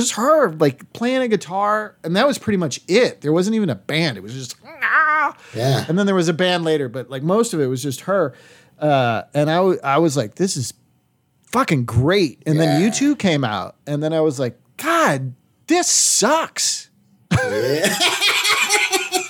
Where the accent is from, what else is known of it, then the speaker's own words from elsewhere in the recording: Boston, Massachusetts, United States; Everybody thinks I'm from Boston, which I am